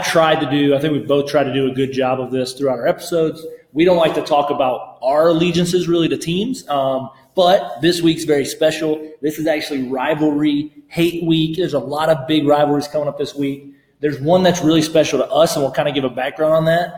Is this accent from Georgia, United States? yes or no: yes; Georgia, United States; I grew up in the state of Georgia